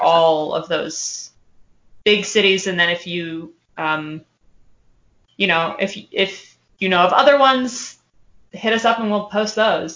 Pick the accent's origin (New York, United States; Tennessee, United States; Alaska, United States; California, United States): Alaska, United States; I'm from Alaska